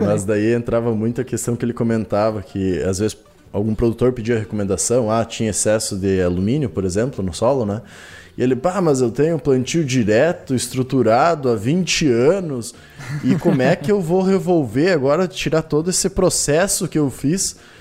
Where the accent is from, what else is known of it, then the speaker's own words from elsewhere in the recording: northwest Rio Grande do Sul, Brazil; noroeste ali, que é onde é que sou natural, do Rio Grande do Sul